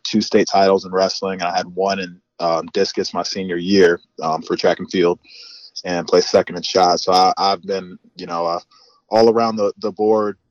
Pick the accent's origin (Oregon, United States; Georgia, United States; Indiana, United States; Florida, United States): Indiana, United States; Northwest; now in Indianapolis, United States; I'm from Northwest Indiana